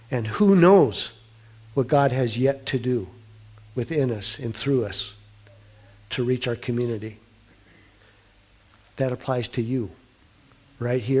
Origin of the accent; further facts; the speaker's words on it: South Dakota, United States; born there; Daryl, Annie and I have grown up in the middle of the United States. She's born in North Dakota. I was born in South Dakota.